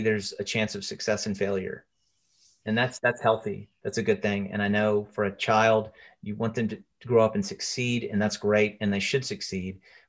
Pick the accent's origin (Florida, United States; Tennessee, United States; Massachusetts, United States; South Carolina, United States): Tennessee, United States; Chattanooga; now in Nashville, United States; I was playing in bands around my hometown, Chattanooga.